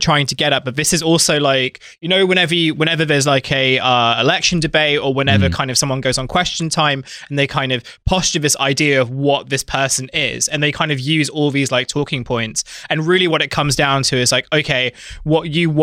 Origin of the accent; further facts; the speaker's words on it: Dartford, South East England, United Kingdom; everyone I grew up with in Dartford